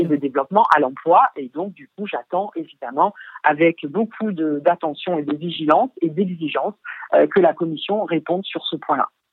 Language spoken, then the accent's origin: French; Arles, Provence-Alpes-Côte d'Azur, France; je suis issu d'Arles